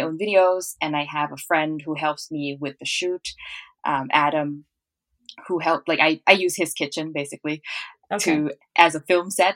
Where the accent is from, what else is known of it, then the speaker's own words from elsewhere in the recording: Hat Yai, Songkhla, Thailand; moved away as an adult; also born or lived in Bangkok; now in Vancouver, Canada; So I grew up in southern Thailand in a town called Hat Yai, and I was there until I was about 12, and then we moved to Bangkok after that.